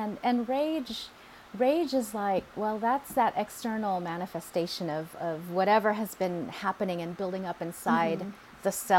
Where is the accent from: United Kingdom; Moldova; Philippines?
Philippines; Okay, yeah, I'm Filipina. Yeah, I'm angry.